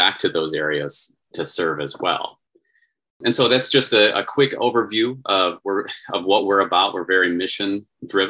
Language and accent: English; Iowa, United States; now in Arizona, United States; I'm from Iowa